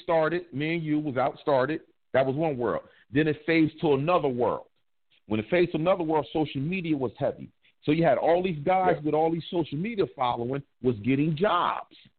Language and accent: English; East Coast, United States; I'm from the East Coast, but you know I'll be on the West too